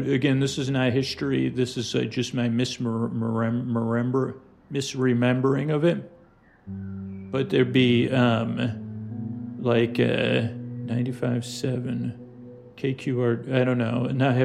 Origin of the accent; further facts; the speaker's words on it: Syracuse, New York, United States; moved away; growing up in Syracuse